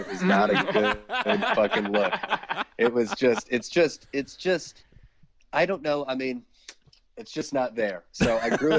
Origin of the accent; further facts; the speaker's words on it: Lexington, Kentucky, United States; moved away as an adult; now in Cincinnati, United States; I'm from the bluegrass, dog, middle of the state of Kentucky. I grew up in Lexington, Kentucky.